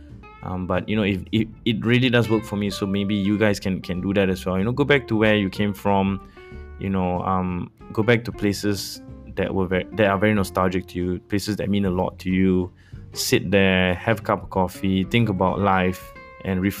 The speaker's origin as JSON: {"language": "English", "region": "Kuala Lumpur", "country": "Malaysia", "tie": "born or raised there", "said": "I grew up in Bandar Sri Damansara, a place very close to Kepong where I went to school"}